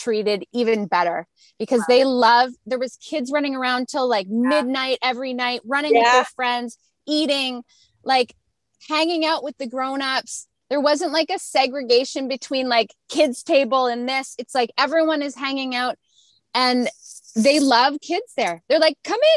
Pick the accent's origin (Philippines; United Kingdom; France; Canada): Canada; We're North Americans. We came from Canada where poutine is our signature dish.